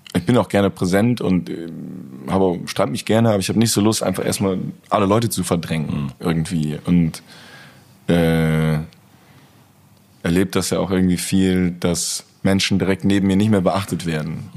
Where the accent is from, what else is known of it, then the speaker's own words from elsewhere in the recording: Cologne, North Rhine-Westphalia, Germany; meine Heimatstadt